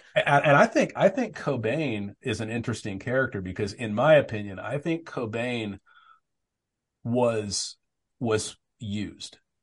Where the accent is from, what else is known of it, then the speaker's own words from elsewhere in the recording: Arizona, United States; I grew up in Arizona